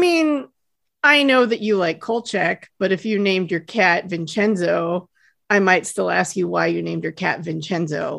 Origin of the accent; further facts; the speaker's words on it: South Lake Tahoe, California, United States; moved away; I grew up in Lake Tahoe